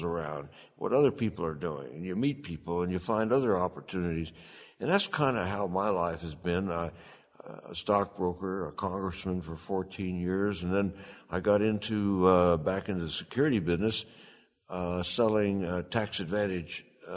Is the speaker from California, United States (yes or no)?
no; Arizona, United States; I'm from Arizona